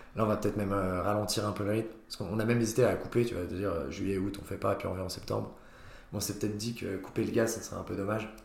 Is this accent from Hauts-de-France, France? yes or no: no; Nancy, Grand Est, France; je viens de Nancy et qu'il n'y a rien là-bas